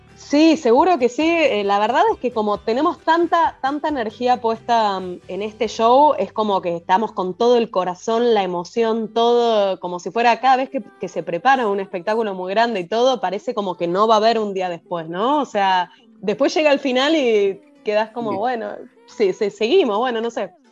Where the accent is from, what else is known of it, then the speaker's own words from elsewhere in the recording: Buenos Aires, Argentina; Nosotros somos de la ciudad de Buenos Aires